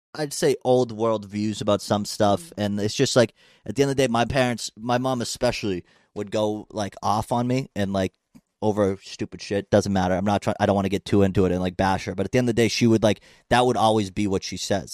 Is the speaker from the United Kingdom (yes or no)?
no; Plymouth, Massachusetts, United States; my hometown in Plymouth